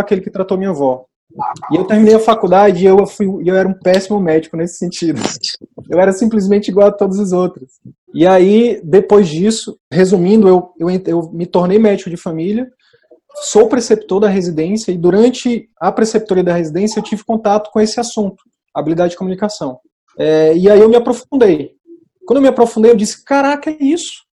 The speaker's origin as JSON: {"language": "Portuguese", "town": "Picos", "region": "Piauí", "country": "Brazil", "said": "Eu sou de Picos, que é o interior do Piauí, sou de uma comunidade rural de Picos"}